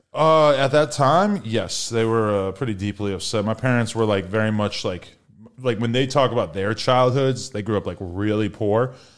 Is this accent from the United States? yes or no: yes; Nashua, New Hampshire, United States; moved away; also born or lived in Los Angeles; I am from a place called Nashua, New Hampshire, also known as Hash Brown Town